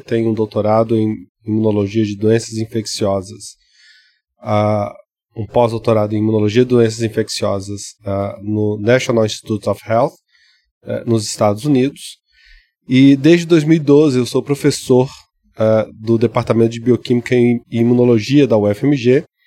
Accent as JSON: {"language": "Portuguese", "town": "Ouro Preto", "region": "Minas Gerais", "country": "Brazil", "tie": "born or raised there", "said": "eu, cresci em Cachoeira do Campo, que é interior é, de Ouro Preto"}